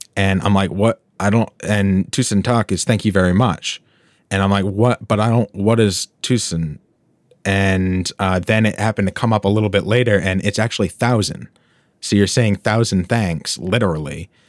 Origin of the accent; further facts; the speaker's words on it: United States; I'm, I'm American.